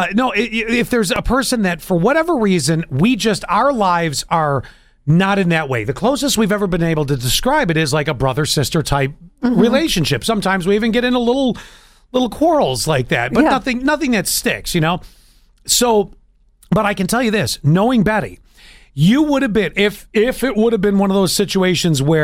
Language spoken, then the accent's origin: English; Buffalo, New York, United States; I was born and raised in Buffalo